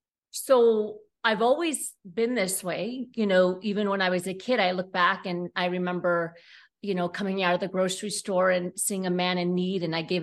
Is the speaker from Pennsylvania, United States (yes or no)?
yes; Pennsylvania, United States; born there; Yeah, that's the East Coast way. I was born in Pennsylvania, so I get it.